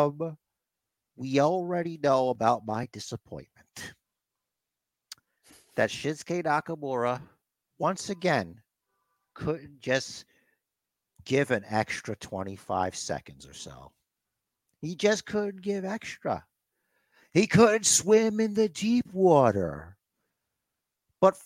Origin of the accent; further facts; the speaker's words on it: United States; me being an American